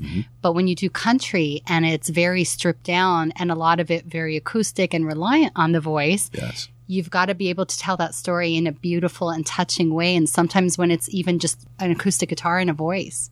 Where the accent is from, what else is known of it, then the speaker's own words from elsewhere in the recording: Toronto, Ontario, Canada; besides Toronto, of course, I love my hometown